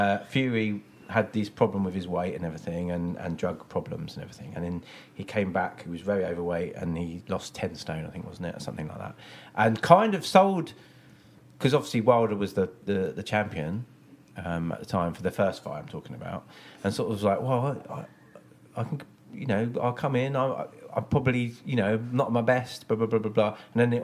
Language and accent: English; United Kingdom; I think obviously being British, we love underdogs.